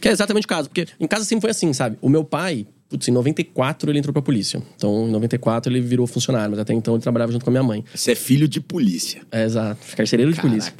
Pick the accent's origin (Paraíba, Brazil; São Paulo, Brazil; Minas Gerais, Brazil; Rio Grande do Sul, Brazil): São Paulo, Brazil; Carapicuíba; also born or lived in Osasco; Eu sou, sou de Carapicuíba, né? Nasci em Osasco, mas sou de Carapicuíba, sou da periferia de São Paulo